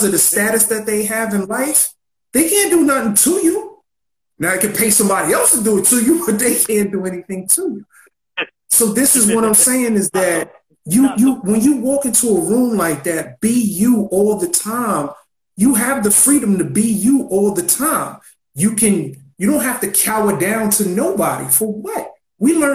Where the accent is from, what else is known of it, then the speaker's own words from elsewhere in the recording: New York City, New York, United States; I grew up in Marcy.